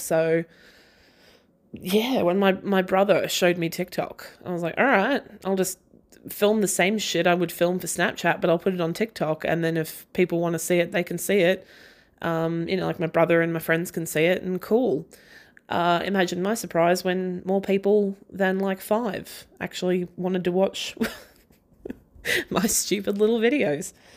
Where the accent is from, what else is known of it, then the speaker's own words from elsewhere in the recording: Australia; I'm an Aussie and that is how I talk.